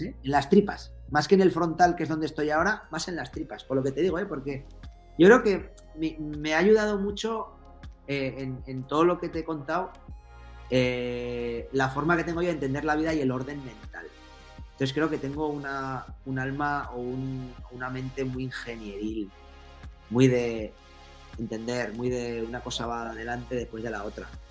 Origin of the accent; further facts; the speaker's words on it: Navarre, Spain; soy navarro